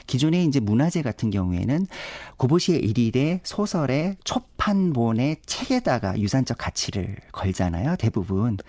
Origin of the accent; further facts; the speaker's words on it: Seoul, South Korea; 태어나기는 강남에서 태어나긴 했습니다만은